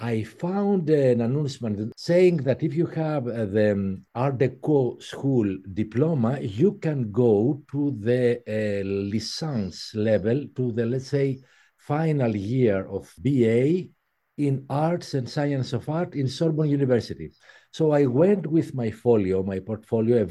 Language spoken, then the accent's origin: English; Athens, Attica, Greece; English is a second language; moved away as an adult; also born or lived in Paris; 1 year after, we moved in Athens, and I was raised in Athens.